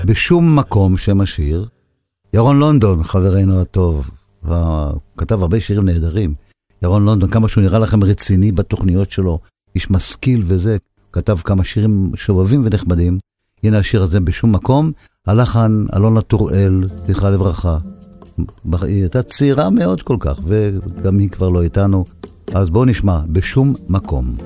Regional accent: Haifa, Haifa District, Israel; אני באתי מחיפה

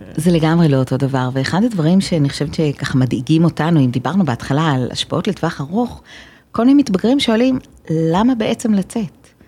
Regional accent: Haifa, Haifa District, Israel; אני, אה, חיפאית גאה מבטן

